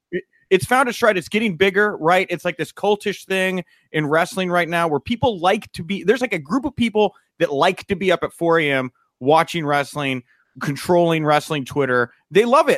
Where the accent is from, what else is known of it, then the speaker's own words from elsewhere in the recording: Texas, United States; I grew up in Texas where, we, you know, I was bred a gentleman